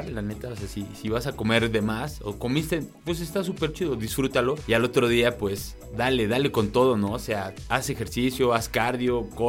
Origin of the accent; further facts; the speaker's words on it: Cholula, Puebla, Mexico; ahí en Cholula, Puebla, que es de donde yo soy